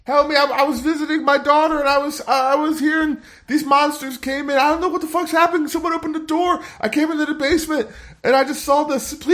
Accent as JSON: {"language": "English", "region": "Louisiana", "country": "United States", "said": "I'm Cajun."}